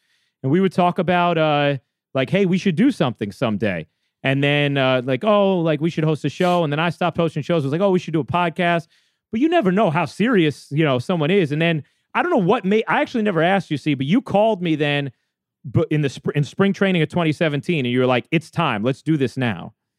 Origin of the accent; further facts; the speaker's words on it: Boston, Massachusetts, United States; growing up in this market listening, like, you know, growing up in Boston listening